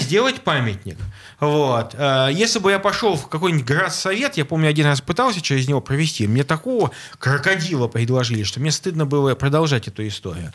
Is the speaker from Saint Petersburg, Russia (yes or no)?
yes; Saint Petersburg, Russia; Мне, как жителю, как ленинградцу коренному, как жителю Петербурга